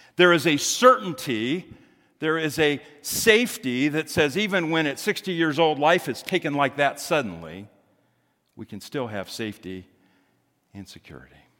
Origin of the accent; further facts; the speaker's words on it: Greenwood, United States; I remember growing up in Greenwood